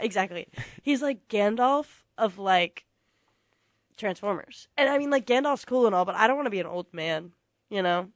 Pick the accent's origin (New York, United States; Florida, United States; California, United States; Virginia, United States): Virginia, United States; I am from Virginia